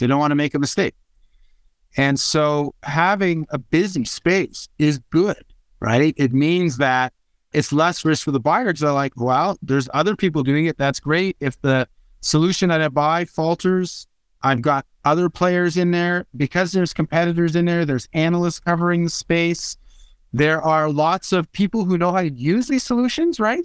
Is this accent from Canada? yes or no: yes; Canada; I'm Canadian